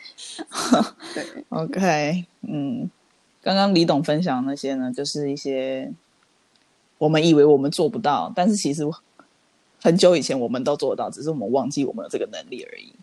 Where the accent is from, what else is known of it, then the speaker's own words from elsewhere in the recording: Taiwan; 虽然说我们台湾人针对这种事情应该是司空见惯